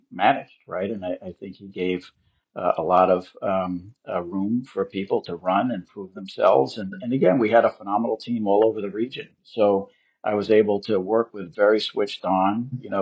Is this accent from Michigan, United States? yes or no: no; Long Island, New York, United States; I grew up in Long Island